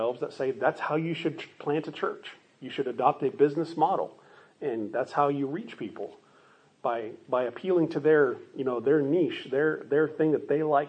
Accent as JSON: {"language": "English", "town": "Phoenix", "region": "Arizona", "country": "United States", "tie": "born or raised there", "said": "I grew up in Phoenix, Arizona"}